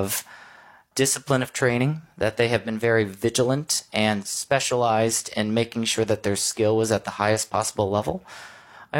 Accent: Michigan, United States; also born or lived in New York; now in Missouri, United States; I'm from Michigan. I went to school in Missouri. I moved to New York, and now I'm back in Missouri

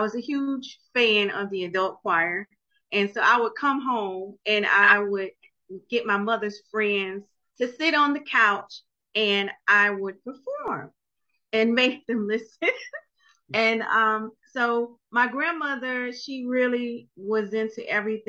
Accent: Jacksonville, Florida, United States; I'm from Jacksonville, Florida

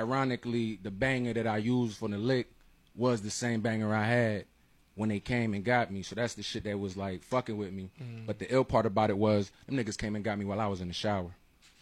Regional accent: Miami, Florida, United States; I'm from Miami, Alapata to be exact.

